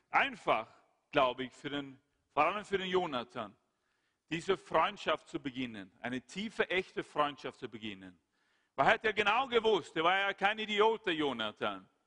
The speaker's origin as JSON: {"language": "German", "country": "Sweden", "said": "Schweden, mein Heimatland, dann ist der Karl Gustav jetzt der König."}